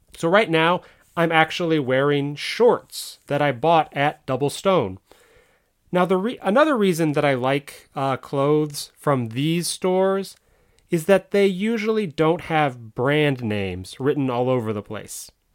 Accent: United States; I'm American

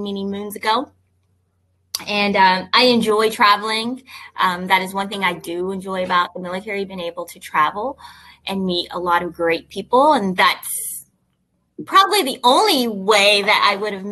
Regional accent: East Tennessee, United States; moved away as an adult; also born or lived in Memphis, Tennessee; now in Virginia, United States; I was born and raised in East Tennessee.

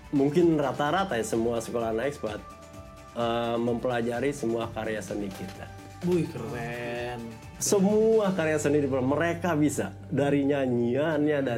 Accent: India; Indonesian is a second language; now in Indonesia; Uh, India. Orang

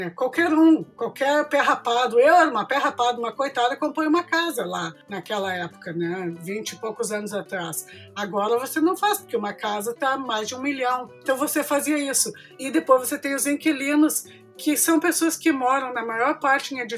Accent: Brazil; moved away as an adult; now in Toronto, Canada; Quando eu era jovem no Brasil

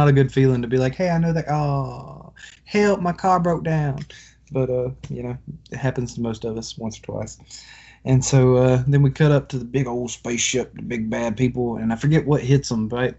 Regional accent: Alabama, United States; I'm from Alabama

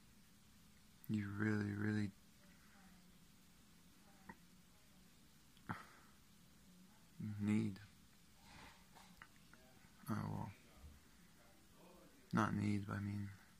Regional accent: Salt Lake City, Utah, United States; I was born in Salt Lake City, Utah

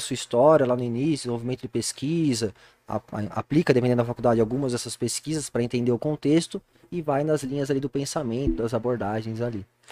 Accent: Jundiaí, São Paulo, Brazil; now in Itupeva, Brazil; Eu nasci em Jundiaí, sou nascido e criado aqui

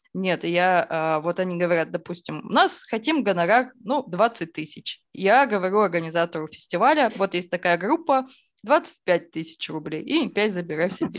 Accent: Izhevsk, Udmurt Republic, Russia; я из Ижевска, и да. Ижевск – это столица а, Удмуртской республики, и зима там идет, ну, месяцев пять точно

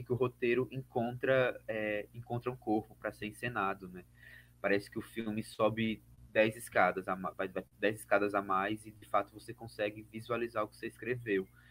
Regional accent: Alagoas, Brazil; also born or lived in Cachoeira, Bahia; sou alagoano, vivo e trabalho em Alagoas

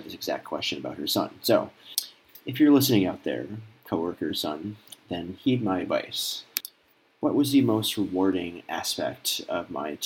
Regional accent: Minneapolis, Minnesota, United States; moved away as an adult; also born or lived in Des Moines, Iowa / Washington, D.C. / Sacramento, California / San Jose, California; now in Texas, United States; I'm from Minneapolis, Minnesota. I moved to Des Moines, Iowa when I was 18

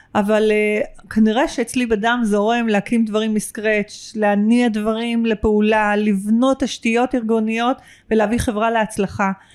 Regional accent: Israel

